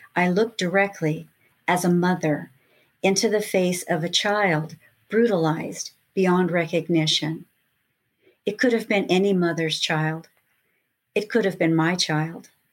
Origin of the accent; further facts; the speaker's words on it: Lakewood, California, United States; also born or lived in Los Angeles, California; starting as a little girl growing up in Lakewood, California